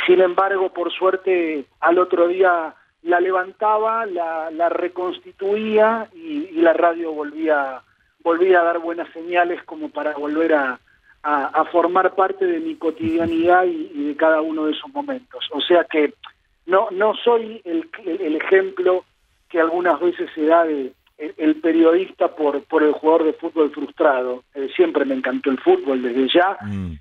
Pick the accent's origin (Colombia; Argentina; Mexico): Argentina; Buenos Aires; crié en el barrio de Palermo